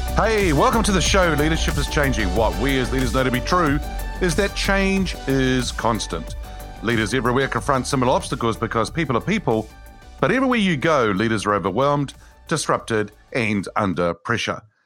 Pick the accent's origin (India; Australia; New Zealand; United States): New Zealand; as a New Zealander